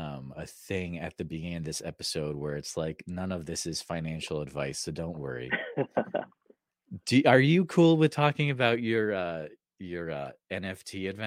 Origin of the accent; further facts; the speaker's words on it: New England, United States; moved away; So I'm from New England originally.